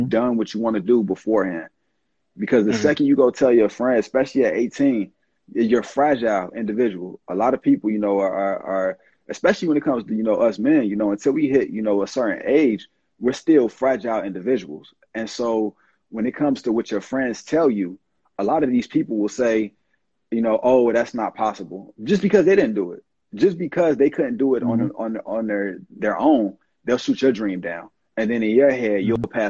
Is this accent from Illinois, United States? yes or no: yes; Chicago, Illinois, United States; now in East Coast, United States; I'm from the South Side of Chicago